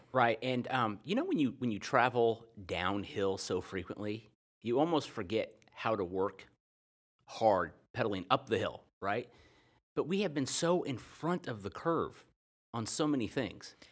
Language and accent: English; United States; being an American my whole life